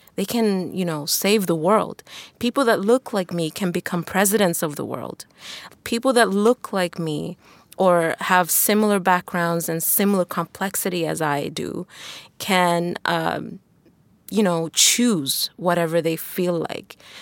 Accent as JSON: {"language": "English", "country": "Tanzania", "tie": "born or raised there", "also_born_or_lived": "China / Sweden", "moved": "yes", "said": "growing up in Tanzania back then"}